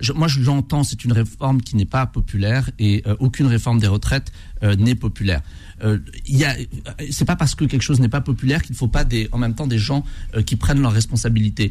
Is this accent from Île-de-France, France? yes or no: yes; Bobigny, Île-de-France, France; j'ai grandi à Bobigny